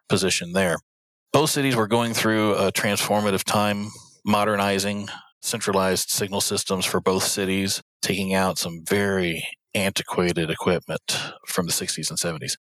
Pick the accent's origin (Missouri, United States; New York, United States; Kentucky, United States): Kentucky, United States; Louisville; the city of Louisville which is my hometown